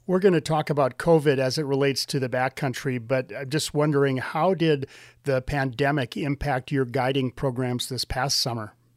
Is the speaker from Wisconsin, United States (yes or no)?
yes; Wisconsin, United States; moved away; I'm from Wisconsin